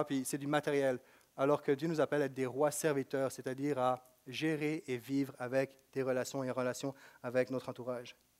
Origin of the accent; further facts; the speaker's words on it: Quebec, Canada